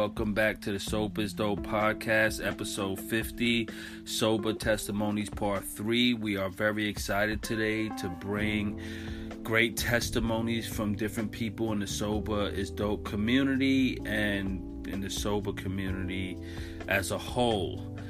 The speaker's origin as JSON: {"language": "English", "town": "Regina", "region": "Saskatchewan", "country": "Canada", "tie": "born there", "said": "I am an indigenous woman and a single mother of two beautiful children. I was born in Regina, Saskatchewan."}